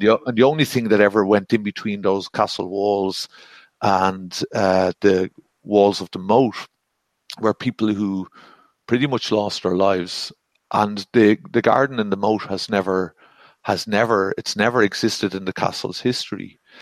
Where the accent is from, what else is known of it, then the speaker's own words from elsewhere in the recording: Ireland; I'm Irish and male